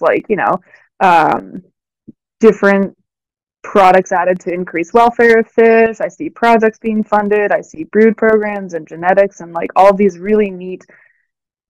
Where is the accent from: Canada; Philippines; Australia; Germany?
Canada; Ontario; moved away as an adult; I come from Ontario